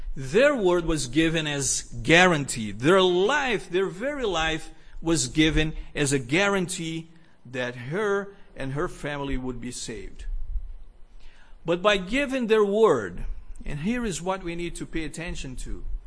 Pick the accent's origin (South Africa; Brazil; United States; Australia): Brazil; moved away; also born or lived in Rio de Janeiro; I grew up in Brazil